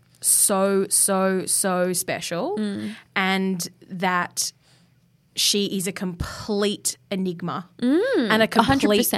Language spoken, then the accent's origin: English; Perth, Western Australia, Australia; moved away; I'm from Perth.